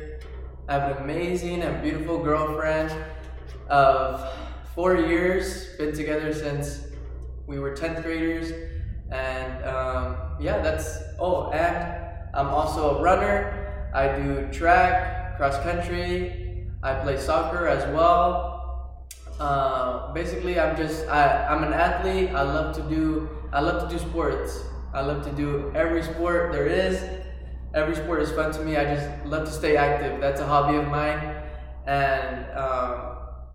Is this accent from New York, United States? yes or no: no; Sanger, California, United States; also born or lived in Fresno, California; I was raised in the little town of Sanger, California. This is my hometown.